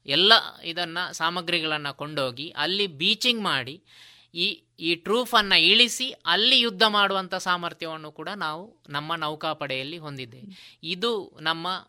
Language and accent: Kannada; Puttur, Karnataka, India; ನನ್ನ ಹುಟ್ಟೂರು ಪುತ್ತೂರು ತಾಲೂಕಿನ ಕೆದಂಬಾಡಿ ಗ್ರಾಮದ ಮಠ ಎಂಬಲ್ಲಿ